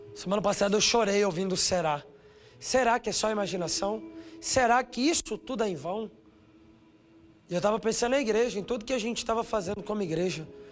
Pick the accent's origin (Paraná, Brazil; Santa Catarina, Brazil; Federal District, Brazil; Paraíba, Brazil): Federal District, Brazil; Brasília; eu sou de Brasília. Estudei na escola dele, fiz inglês na escola de inglês dele, morei do lado dele